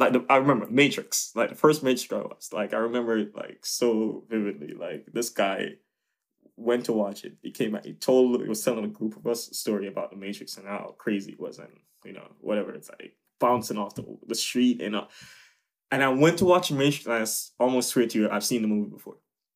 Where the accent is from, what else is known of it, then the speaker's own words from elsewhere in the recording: Jamaica; now in United States; of course, I see myself as Jamaican, but now it's like, I grew up, as I said, you know, I felt like a lot of me grew up in America, you know.